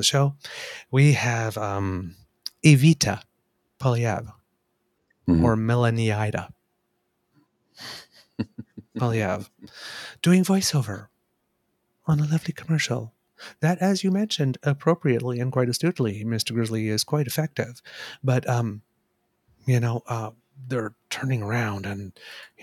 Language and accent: English; Canada